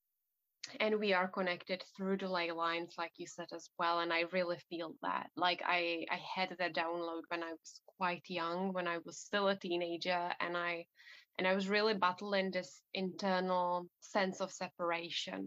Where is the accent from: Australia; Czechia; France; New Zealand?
Czechia; now in England; I'm originally from the Czech Republic, so from Central Europe